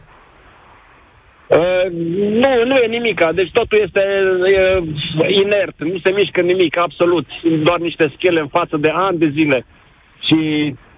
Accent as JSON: {"language": "Romanian", "town": "Timișoara", "region": "Timiș County", "country": "Romania", "said": "Sunt din Timișoara"}